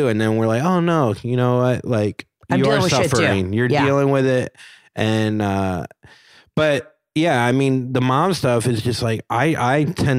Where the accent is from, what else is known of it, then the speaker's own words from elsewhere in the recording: Florida, United States; also born or lived in Miami / Orlando; now in Brooklyn, United States; Like, I grew up in Florida. My dad is from New York and my mom's from Chicago.